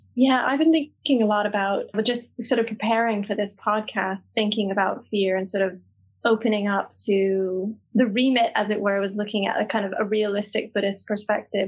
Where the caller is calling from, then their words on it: Glasgow, Scotland, United Kingdom; I'm calling from Glasgow